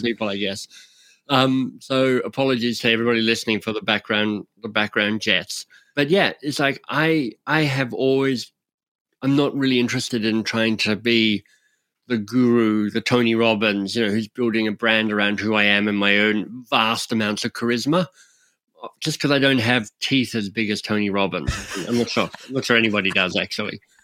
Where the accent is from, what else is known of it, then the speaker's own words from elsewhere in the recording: Australia; now in Canada; I'm an Australian living in Canada